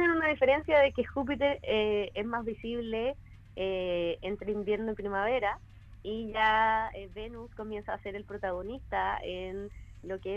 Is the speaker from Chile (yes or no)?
yes; Osorno, Los Lagos, Chile; Bueno, eh, no mencionaron, pero yo soy de Osorno.